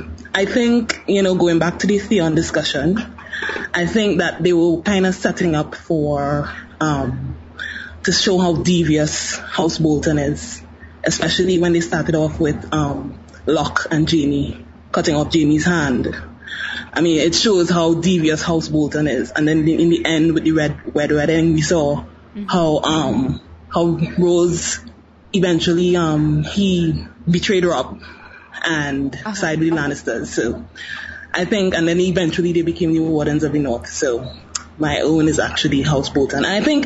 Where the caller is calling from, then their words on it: Trinidad & Tobago; I'm actually calling from Trinidad and Tobago.